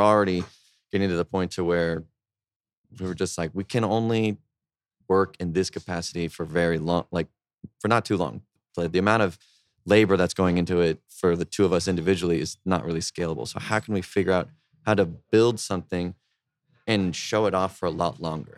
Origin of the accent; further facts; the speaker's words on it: San Antonio, Texas, United States; moved away as an adult; also born or lived in Boston; now in Austin, United States; also from San Antonio